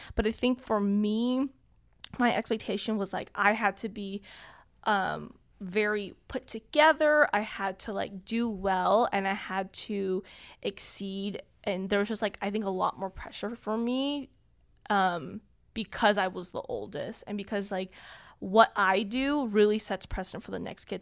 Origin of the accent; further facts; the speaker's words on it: Southern California, United States; I grew up in Southern California. I am currently twenty-two, and I lived here my whole life, um, in Southern California